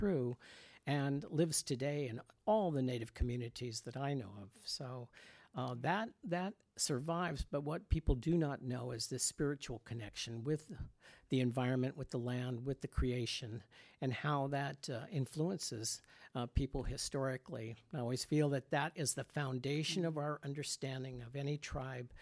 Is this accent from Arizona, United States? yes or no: yes; Arizona, United States; moved away as an adult; now in California, United States; I grew up in Arizona